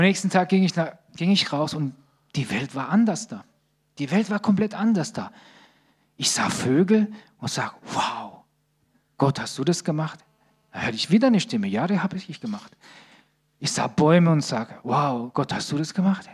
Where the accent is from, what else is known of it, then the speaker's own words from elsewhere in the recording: Sicily, Italy; also born or lived in Bad Krozingen; now in Germany; Ich komme aus Sizilien, in meinem Dorf gibt es acht Kirchen